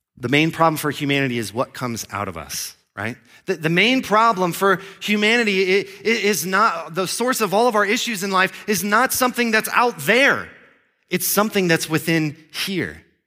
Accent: Florida, United States; moved away as an adult; also born or lived in Grand Junction, Colorado; I grew up in Florida.

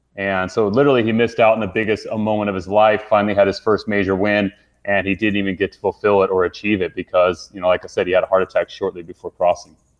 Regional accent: Utah, United States; I grew up in Utah

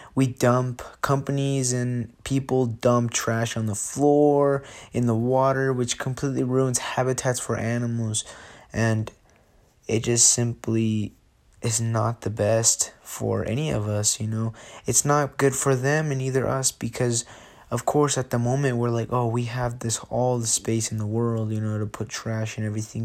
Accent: Jalisco, Mexico; now in Sandy, United States; I am from Jalisco, Mexico, and I lo-, now live in Sandy, Utah

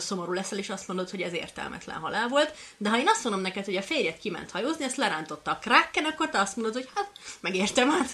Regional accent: Kisköz, Hungary; én egy kis faluból származom

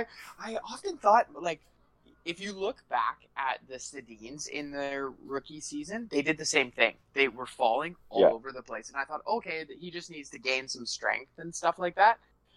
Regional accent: Canada; I'm a Canadian

